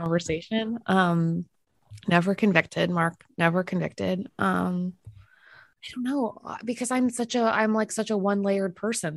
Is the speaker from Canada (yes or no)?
yes; Winnipeg, Manitoba, Canada; moved away; also born or lived in Minnesota; I loved growing up in a place with um, absolutely zero pretension.